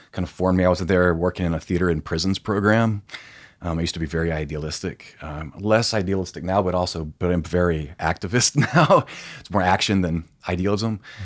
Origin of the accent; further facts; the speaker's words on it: Tifton, Georgia, United States; moved away as an adult; also born or lived in Europe; now in Atlanta, United States; I grew up in a very small town in South Georgia.